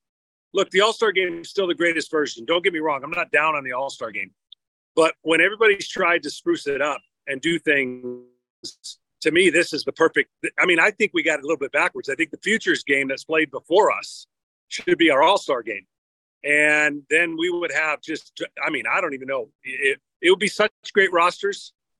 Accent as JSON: {"language": "English", "town": "Detroit", "region": "Michigan", "country": "United States", "tie": "born or raised there", "said": "I started with Detroit. I thought I was going to play with the Tigers, my hometown team"}